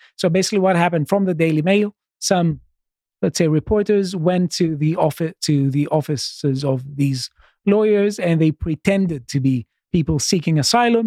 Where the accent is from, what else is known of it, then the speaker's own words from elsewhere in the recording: Greece; moved away as an adult; now in United Kingdom; I'm, I'm from Greece